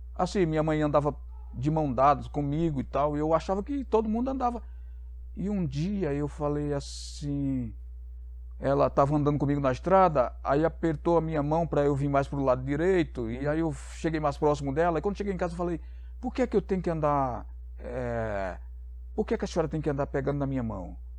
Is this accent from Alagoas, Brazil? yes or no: yes; Maceió, Alagoas, Brazil; now in Campinas, Brazil; eu sou nordestino, sou de Maceió, do estado de Alagoas. É... Estou aqui em Campinas desde 96, outubro de 96. Eu vim de uma família muito humilde, muito pobre mesmo, morando no interior do estado de Alagoas